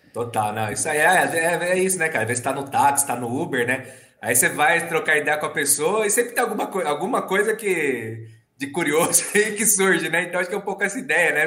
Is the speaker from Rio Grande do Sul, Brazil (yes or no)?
no; São Paulo, Brazil; eu nasci em São Paulo, né? Na capital, moro aqui em São Paulo até hoje